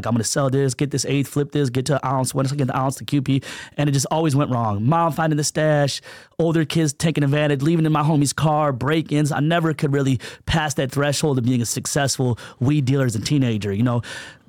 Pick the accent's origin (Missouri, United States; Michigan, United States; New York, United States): Michigan, United States; also born or lived in California; Well, I was born in Michigan, Motor City. The first week I was born, my mom left my dad and came out to California.